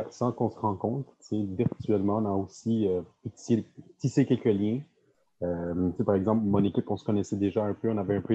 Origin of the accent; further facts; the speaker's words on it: South Shore, Quebec, Canada; moi aussi, je viens de la Rive-Sud, mais de la bonne Rive-Sud, tu sais, je suis pas Montréal.